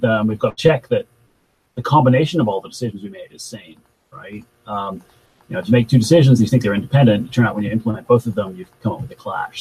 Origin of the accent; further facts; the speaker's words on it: Adelaide, South Australia, Australia; was in Adelaide, Australia, so uh, which is my hometown